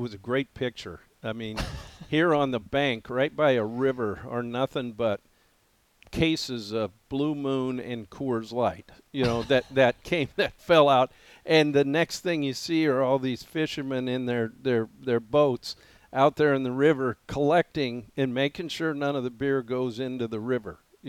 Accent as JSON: {"language": "English", "area": "an hour from Quinn's Hot Springs", "region": "Montana", "country": "United States", "tie": "born or raised there", "moved": "yes", "said": "it derails an hour from my hometown and an hour from my lake cabin. It's about right there in the middle, right by Quinn Hot Springs."}